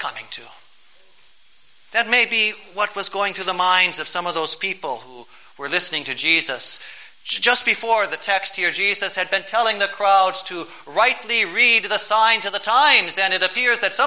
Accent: United States

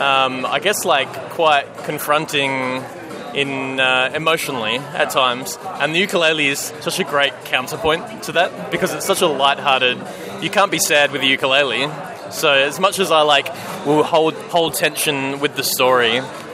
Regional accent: Adelaide, South Australia, Australia; accent: Australian; I'm from Adelaide. Very Australian

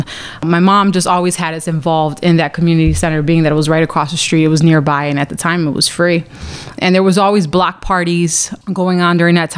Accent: Chicago, Illinois, United States; I grew up in Pilsen, and it was kind of funny being like the only Puerto Rican family in like the whole neighborhood

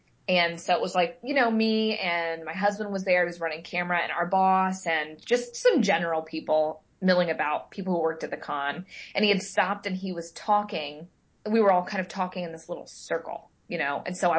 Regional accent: Midwest, United States; You know, I jokingly, lovingly will knock growing up in the Midwest.

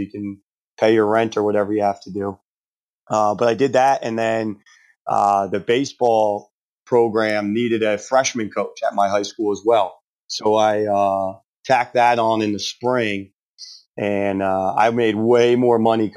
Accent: Plainsboro, New Jersey, United States; moved away as an adult; now in York, United States; that's where I was from. You know, I grew up 20 minutes from the school in Plainsboro

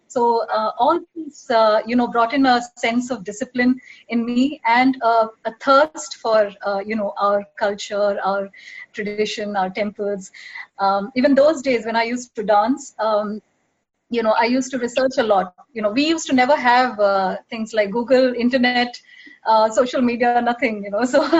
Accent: Dubai, United Arab Emirates; also born or lived in Mumbai; but actually I was born in Bombay. When I was 1 year old, I shifted to Dubai with my parents and sister.

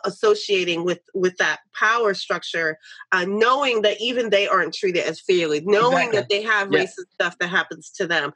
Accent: New York City, New York, United States; moved away; I grew up in New York City

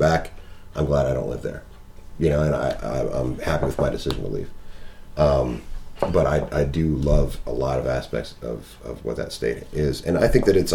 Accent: West Virginia, United States; moved away; also born or lived in Ohio; I tell people I'm from West Virginia

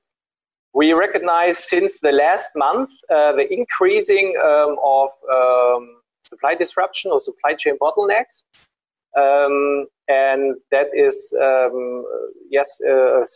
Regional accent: Berlin, Germany; I'm from Berlin

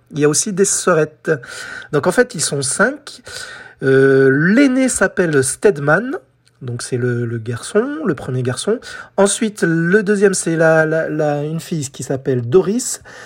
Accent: France; chez nous en France

